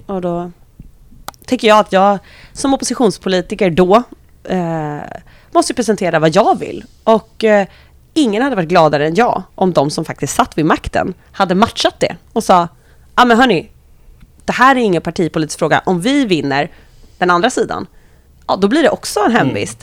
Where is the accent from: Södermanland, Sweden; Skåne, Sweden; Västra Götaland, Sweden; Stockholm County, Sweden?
Stockholm County, Sweden; Solna; är född och uppvuxen i Solna